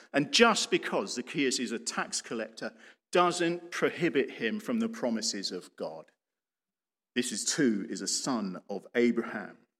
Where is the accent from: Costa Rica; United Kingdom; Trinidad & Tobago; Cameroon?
United Kingdom